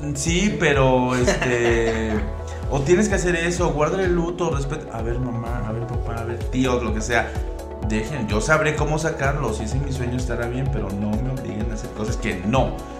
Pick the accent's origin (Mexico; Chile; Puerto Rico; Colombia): Mexico; Veracruz; now in Mexico City, Mexico; soy veracruzano